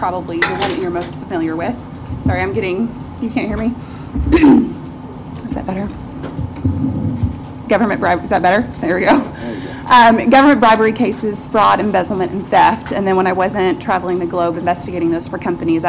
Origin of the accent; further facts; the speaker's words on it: Northwest Arkansas, United States; I grew up here in Northwest Arkansas.